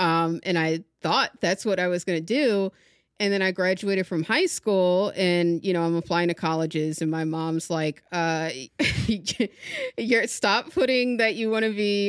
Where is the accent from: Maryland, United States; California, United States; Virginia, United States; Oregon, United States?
Maryland, United States; I grew up in Maryland, you know, like very close to DC and Baltimore. I'm like 20 minutes from each.